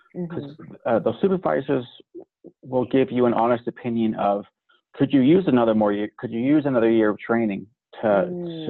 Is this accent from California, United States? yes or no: yes; California, United States; moved away as an adult; also born or lived in North Dakota / Montana / Akron, Ohio; now in Wyoming, United States; I'm from California